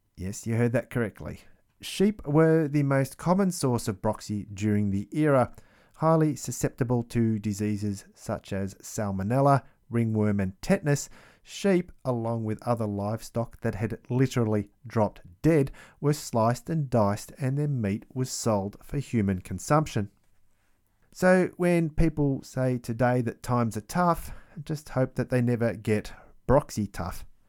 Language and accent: English; Australia; growing up in Australia